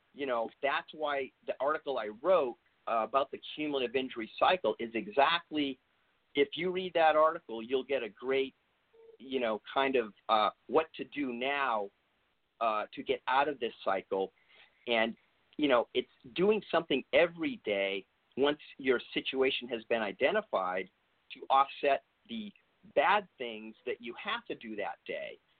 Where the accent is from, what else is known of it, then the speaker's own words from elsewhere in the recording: East Coast, United States; moved away; I'm originally from the East Coast